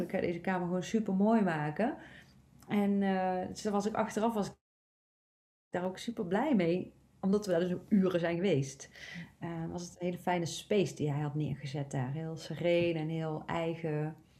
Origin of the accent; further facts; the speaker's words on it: North Brabant, Netherlands; ik kom zelf uit Brabant